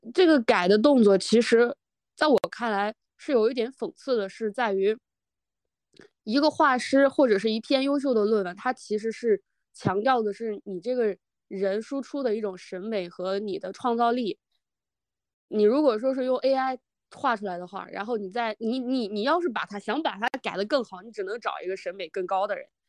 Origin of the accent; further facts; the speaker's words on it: China; 特别是我们中国人